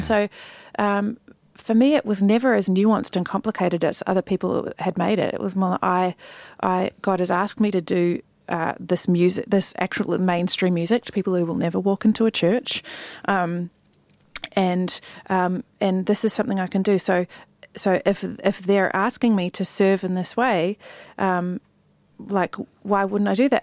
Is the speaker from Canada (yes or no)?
no; New Zealand; moved away as an adult; also born or lived in Sydney, Australia / United States; when I think about growing up in New Zealand, I am so grateful